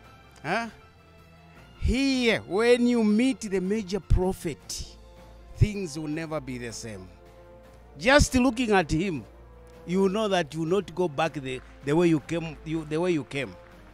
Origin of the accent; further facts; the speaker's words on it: Kitwe, Copperbelt Province, Zambia; coming from Zambia.